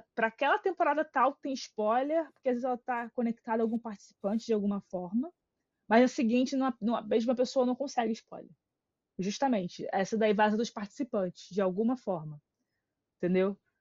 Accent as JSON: {"language": "Portuguese", "region": "Rio de Janeiro", "country": "Brazil", "said": "a gente é do Rio."}